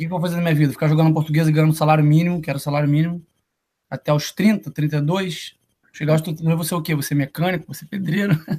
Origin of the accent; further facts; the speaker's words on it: Niterói, Rio de Janeiro, Brazil; moved away as an adult; also born or lived in Kentucky; Sou do estado do Rio de Janeiro, sou de Niterói. Nasci criado em Niterói até os 24 anos